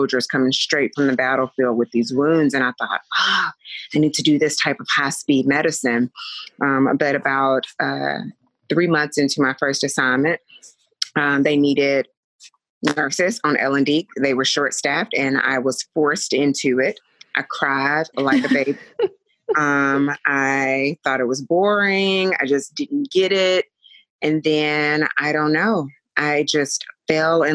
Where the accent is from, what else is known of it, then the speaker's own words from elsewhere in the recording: Chattanooga, Tennessee, United States; now in Las Vegas, United States; I am originally from Chattanooga, Tennessee. I currently live in Las Vegas.